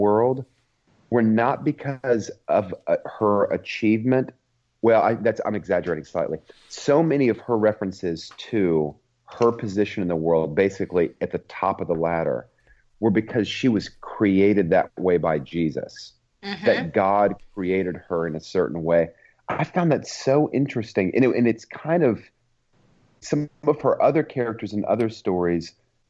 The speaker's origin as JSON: {"language": "English", "region": "the South", "country": "United States", "tie": "born or raised there", "said": "someone who grew up in the South, as I grew up in the South."}